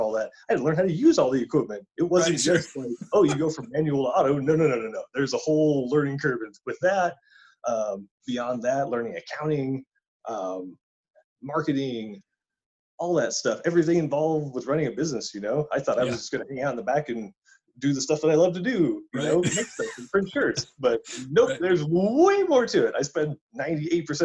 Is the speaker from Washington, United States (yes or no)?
no; Mojave Desert, California, United States; moved away as an adult; now in Hayden, United States; I grew up in the high desert in California, in the middle of Mojave Desert